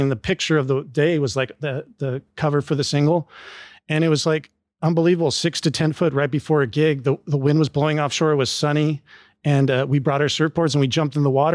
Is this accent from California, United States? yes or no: yes; Southern California, United States; I grew up experiencing in SoCal